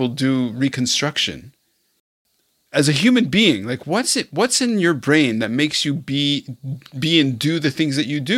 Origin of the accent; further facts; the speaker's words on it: Israel; also born or lived in Arad, Israel / Montreal, Canada; now in Hong Kong; I was born in Israel. My parents moved to Montreal. 20 years ago, I moved to Hong Kong.